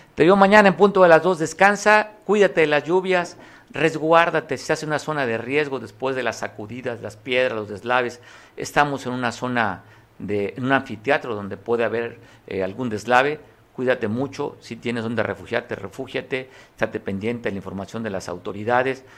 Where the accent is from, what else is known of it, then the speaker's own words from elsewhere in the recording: Guerrero, Mexico; los guerrerenses estamos, somos una raza de bronce